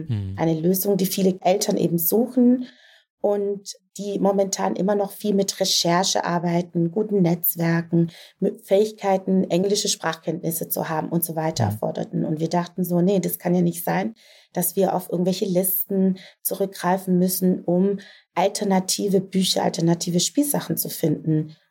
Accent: Southern Germany, Germany; ich komme aus Süddeutschland

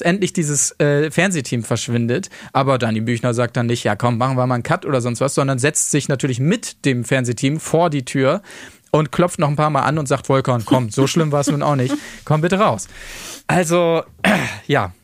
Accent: Verden, Lower Saxony, Germany; von Pferden an der Aller, wo ich herkomme

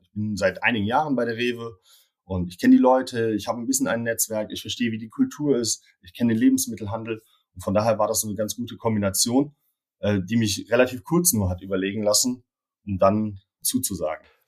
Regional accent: Cologne, North Rhine-Westphalia, Germany; bin in Köln geboren und aufgewachsen

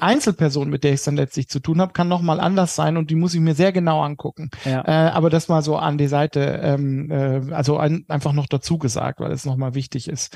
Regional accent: Germany; als Deutsche

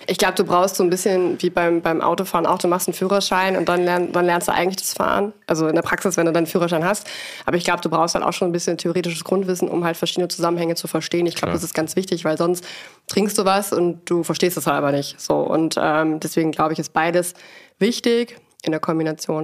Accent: Siebengebirge near Bonn, North Rhine-Westphalia, Germany; also born or lived in Geisenheim; Ich komme aus dem Rheinland, aus dem wunderschönen Siebengebirge, dem Naturpark sozusagen von Bonn.

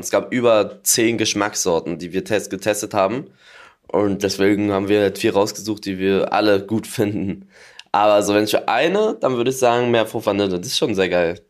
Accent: Berlin, Germany; als Berliner

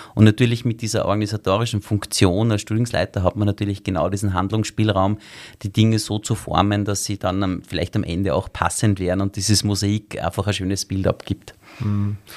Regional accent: Salzburg, Austria; moved away as an adult; also born or lived in Vienna; Ich bin ja eigentlich in Salzburg aufgewachsen

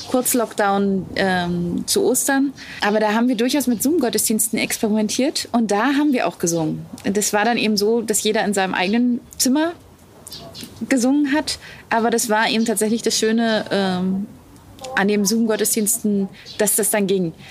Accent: Wittenberg, Saxony-Anhalt, Germany; also born or lived in Kiel; Ich bin in Wittenberg aufgewachsen.

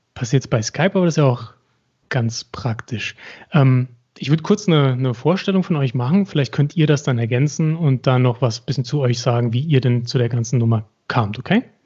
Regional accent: Saarbrücken, Saarland, Germany; ich bin als Saarbrücker

